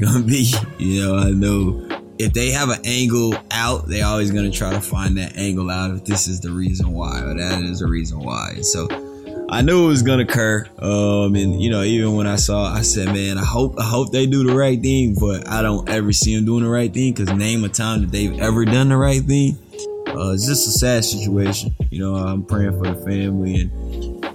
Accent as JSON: {"language": "English", "town": "Bellville", "region": "Texas", "country": "United States", "tie": "born or raised there", "said": "I grew up in a small town of Belleville, Texas"}